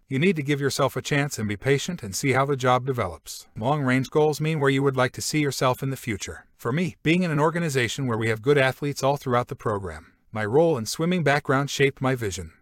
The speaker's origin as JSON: {"language": "English", "region": "California", "country": "United States", "tie": "born or raised there", "moved": "yes", "lives_now": "Jacksonville, United States", "said": "I grew up in California"}